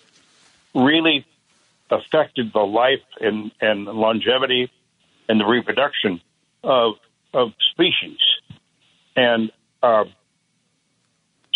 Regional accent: northern Indiana, United States; also born or lived in Chicago, Illinois; It started when I was basically a kid out there in Indiana

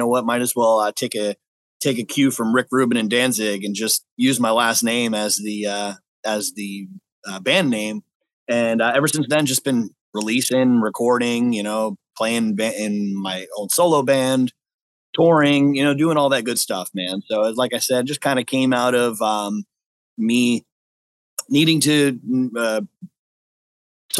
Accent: New York, United States; also born or lived in California / Las Vegas; now in San Diego, United States; I was born in California, raised in New York, and then somewhere along the line ended up in Las Vegas

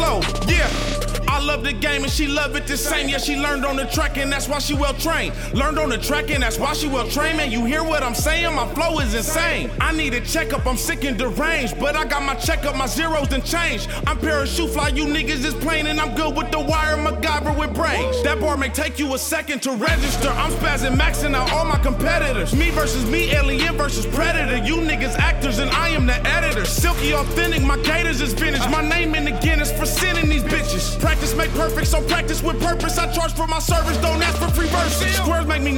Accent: Palmdale, California, United States; I come from Palmdale, I grew up with nothing

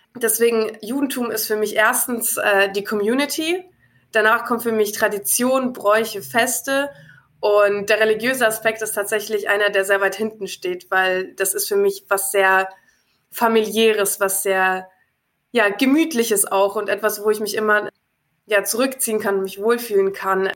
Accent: Nuremberg, Bavaria, Germany

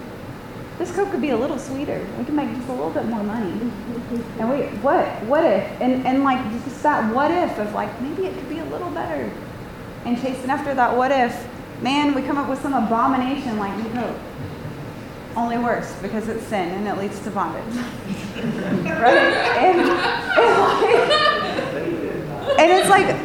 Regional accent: Atlanta, Georgia, United States; I'm from Atlanta

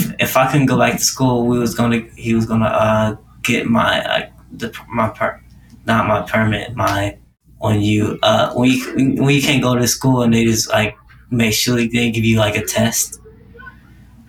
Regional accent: Indianapolis, Indiana, United States; now in Atlanta, United States; I come from Indianapolis

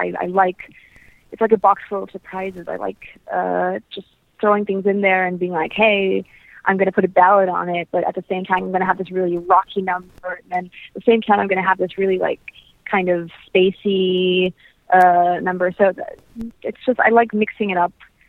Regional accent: Canada; also born or lived in United States / England; We grew up in Canada, though, away from my grandparents.

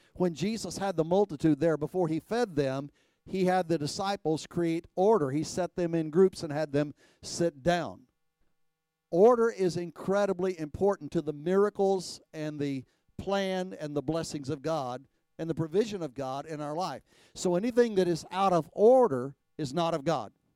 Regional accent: Texas, United States; I was raised in Texas.

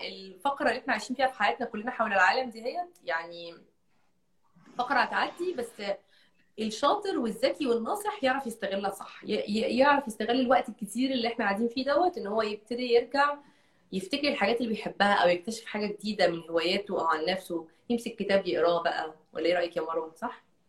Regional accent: Egypt; moved away; عندي 14 سنه وانا عايشه في مصر

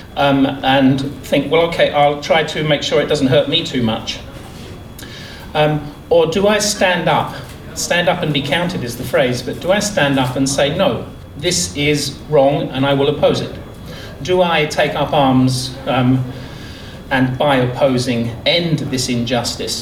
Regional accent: England, United Kingdom; I'm the Englishman

